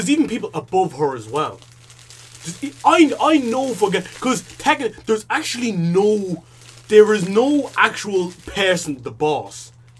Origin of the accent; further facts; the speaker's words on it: Ireland; my parents are from Africa but I was born in Ireland.